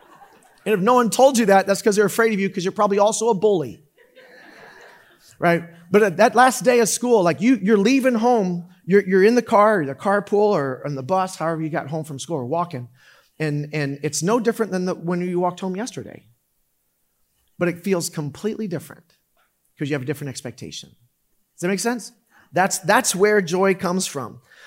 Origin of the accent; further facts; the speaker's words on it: Orlando, Florida, United States; I grew up in Orlando.